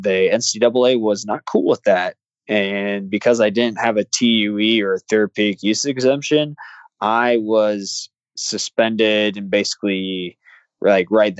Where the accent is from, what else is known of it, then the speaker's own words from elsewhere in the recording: Iowa, United States; moved away; also born or lived in Mobile, Alabama; I grew up in Iowa